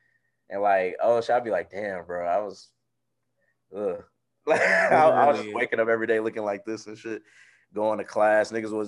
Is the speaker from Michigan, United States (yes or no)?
yes; Detroit, Michigan, United States; So from Detroit, born and raised.